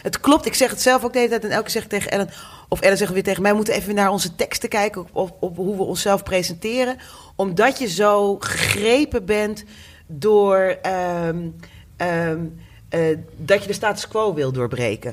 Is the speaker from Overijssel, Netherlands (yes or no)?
no; Groningen, Netherlands; also born or lived in The Hague; now in Amsterdam, Netherlands; ook ik ben niet een eh, geboren en getogen Amsterdammer. Ik kom uit Groningen